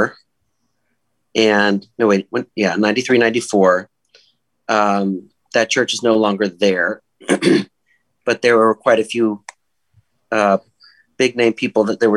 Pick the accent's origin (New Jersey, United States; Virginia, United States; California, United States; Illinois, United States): California, United States; Silicon Valley; now in Western New York, United States; I grew up in the Silicon Valley in California, at North Valley Baptist Church